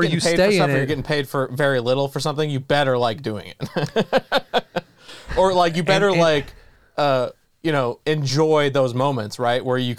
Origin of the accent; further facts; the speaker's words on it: San Diego, California, United States; I grew up in San Diego and I'm soft as hell.